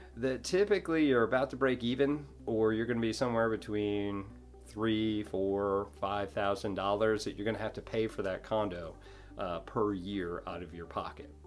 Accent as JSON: {"language": "English", "region": "New York", "country": "United States", "moved": "yes", "lives_now": "Destin, United States", "said": "I'm from New York."}